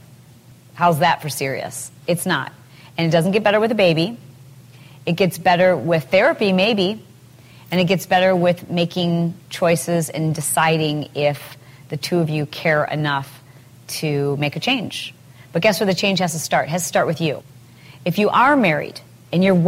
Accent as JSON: {"language": "English", "region": "Midwest", "country": "United States", "tie": "born or raised there", "moved": "yes", "lives_now": "California, United States", "said": "I grew up in the Midwest, and nobody has fences."}